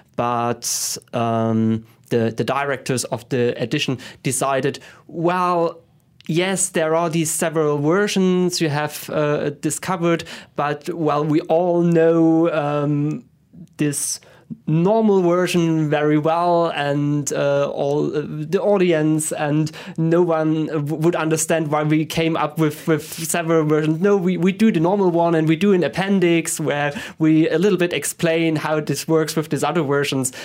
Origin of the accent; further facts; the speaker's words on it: Leipzig, Saxony, Germany; I was born in Leipzig and, uh, grew up there.